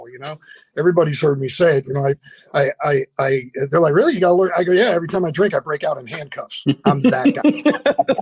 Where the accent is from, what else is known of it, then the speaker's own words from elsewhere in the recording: Florida, United States; also born or lived in Cleveland, Ohio / Tennessee / Orlando / Deerfield Beach; Grew up between Orlando and Deerfield, so Florida boy